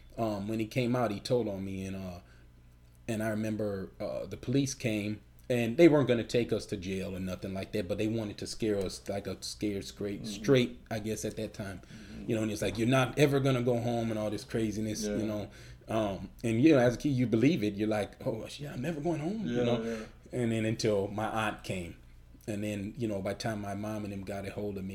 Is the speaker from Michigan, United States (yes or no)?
no; Chicago, Illinois, United States; we're from Chicago